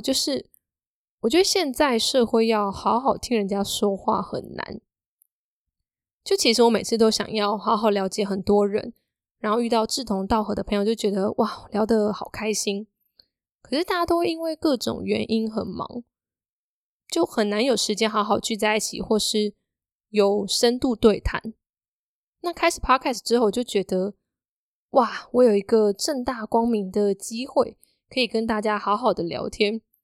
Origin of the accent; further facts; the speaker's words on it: Hsinchu, Taiwan; 因为我是新竹人嘛，所以要在新竹，当时有试着要找纯文字的工作